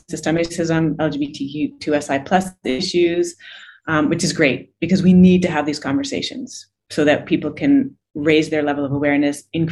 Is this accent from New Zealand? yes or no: no; Canada; also born or lived in Toronto / Barbados; I'm Canadian. I usually live in Toronto, but I'm in the process of relocating with my 9-year-old daughter to Barbados